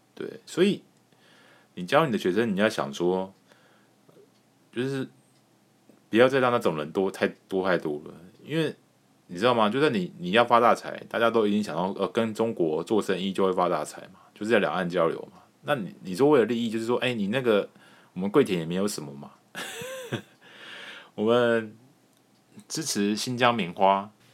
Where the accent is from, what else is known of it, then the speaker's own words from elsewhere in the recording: Taiwan; 我们台湾人的本性